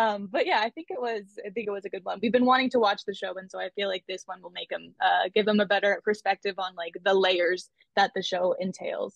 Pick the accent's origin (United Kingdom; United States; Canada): Canada; I'm from Canada